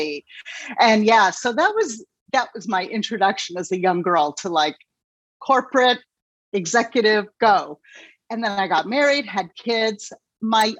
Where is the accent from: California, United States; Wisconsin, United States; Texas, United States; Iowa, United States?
California, United States; Los Angeles; moved away as an adult; also born or lived in New York City; I was born and raised in Los Angeles, California